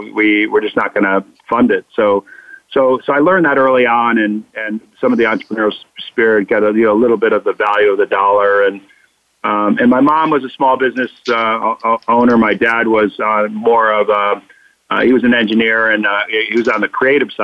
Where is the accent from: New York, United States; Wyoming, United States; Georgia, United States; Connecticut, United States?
Connecticut, United States; born or raised there; also born or lived in Boston